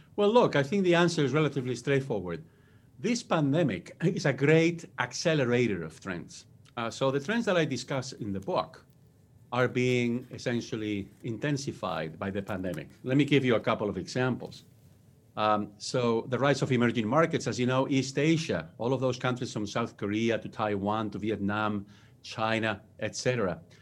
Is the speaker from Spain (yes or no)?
yes; Spain; English is a second language; moved away as an adult; now in United States; I was born and raised in Spain. That's where my accent comes from.